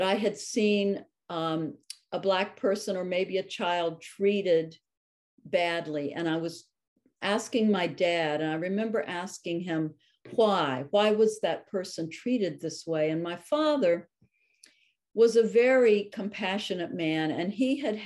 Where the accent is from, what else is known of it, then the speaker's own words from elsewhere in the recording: North Carolina, United States; now in Maine, United States; I grew up in North Carolina in the 50s and 60s.